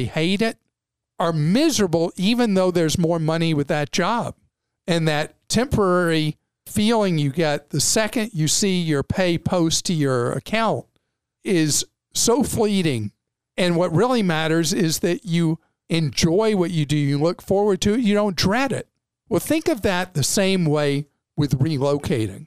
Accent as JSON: {"language": "English", "country": "United States", "said": "as an American, obviously I invest in my home country"}